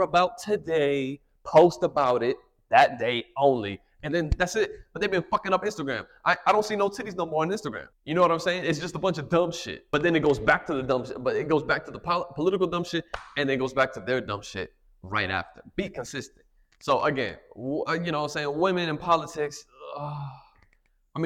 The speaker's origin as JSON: {"language": "English", "country": "United States", "said": "I'm American"}